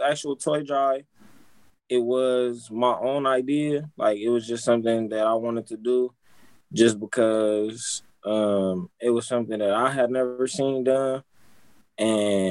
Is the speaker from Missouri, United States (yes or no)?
no; Compton, California, United States; I'm from Compton